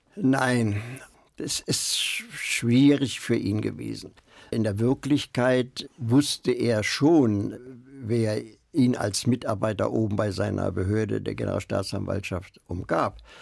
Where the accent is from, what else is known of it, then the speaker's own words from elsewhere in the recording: Berlin, Germany; ich bin Berliner, der Blockadewinter